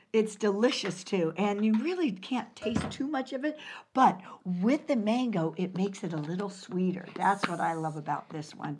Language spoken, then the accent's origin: English; San Pedro, California, United States; I'm from San Pedro, California